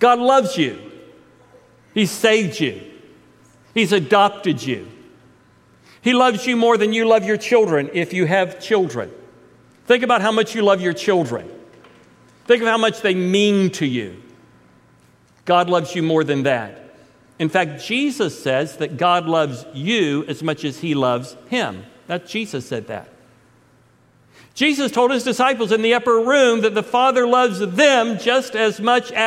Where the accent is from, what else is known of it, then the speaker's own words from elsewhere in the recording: Titusville, Florida, United States; moved away as an adult; I was raised in Titusville from the time I was 5 until Jay Lynn and I left at the age of 20 when I was 23